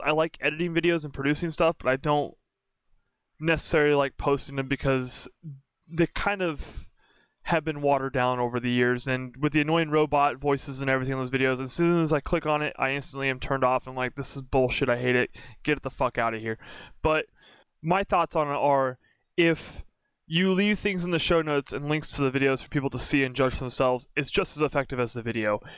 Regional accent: Oregon, United States; moved away; also born or lived in North Carolina; I grew up in Oregon for most of my life. I lived in North Carolina for a few years

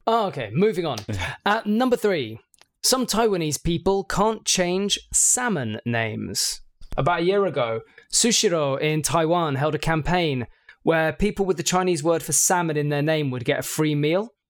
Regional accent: United Kingdom; being British

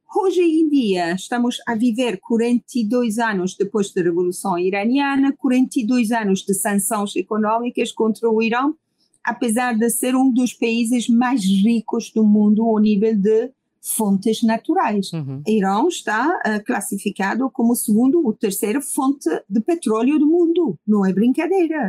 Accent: Iran; Portuguese is a second language; now in Lisbon, Portugal; minhas ligações diretas com o meu país de origem

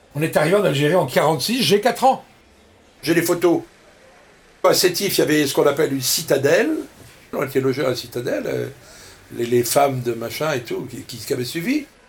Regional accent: Brittany, France; Je rentre à l'école des mousses de l'Octudie, au Dourdi, chez moi en Bretagne

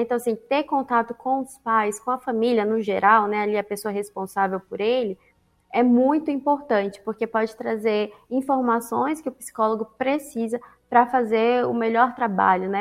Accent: Brasília, Federal District, Brazil; Eu sou de Brasília.

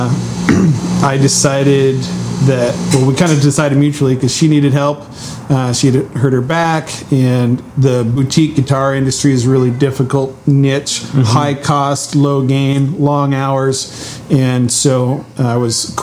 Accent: Willamette Valley, Oregon, United States; I grew up here in Oregon in the Willamette Valley

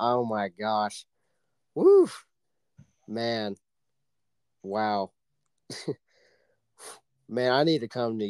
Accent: Oklahoma, United States; moved away; she is from my home state of Oklahoma.

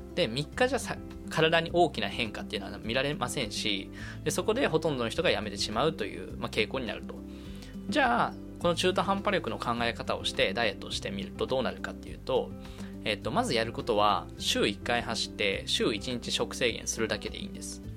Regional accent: Kanagawa, Japan; now in Tokyo, Japan; 神奈川県生まれ、東京在住の20、二十五歳

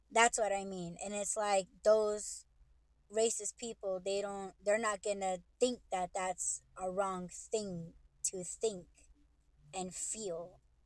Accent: United States; I'm Native American

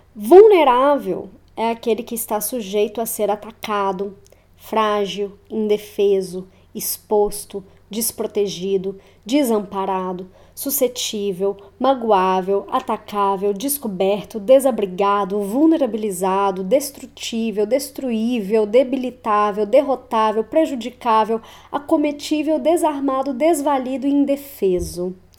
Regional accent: Belo Horizonte, Minas Gerais, Brazil; moved away as an adult; also born or lived in Curitiba, Paraná; eu sou natural de Belo Horizonte e retornei a BH nesta última semana

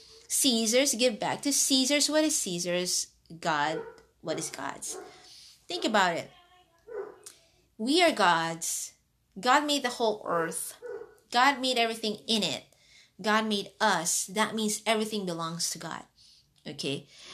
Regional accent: Hong Kong; also born or lived in Philippines; I was born in the Philippines and raised in Hong Kong.

